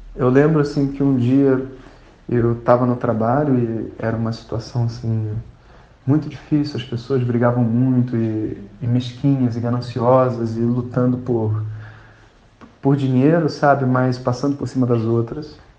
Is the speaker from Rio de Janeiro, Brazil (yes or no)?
yes; Rio de Janeiro, Brazil; eu sou carioca